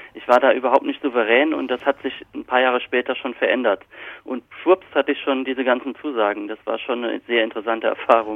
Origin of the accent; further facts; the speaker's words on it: Rhineland-Palatinate, Germany; accent: Palatine (Pfälzisch); moved away; also born or lived in Kaiserslautern; Ich habe meinen Dialekt natürlich immer noch. Ich rede immer noch perfektes Pfälzisch.